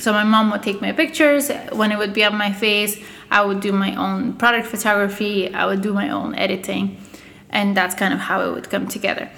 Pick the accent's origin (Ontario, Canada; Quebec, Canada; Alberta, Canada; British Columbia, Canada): Quebec, Canada; Montreal; English is a second language; also born or lived in Russia / Bulgaria; I moved here when I was ten years old. Um, did you know my schooling here? My, my I kind of grew up here. You know, I'm more Canadian than anything else today